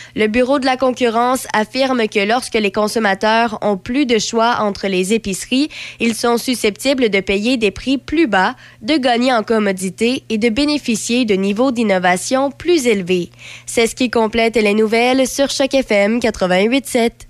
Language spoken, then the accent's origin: French; Quebec, Canada; en tant que Québécois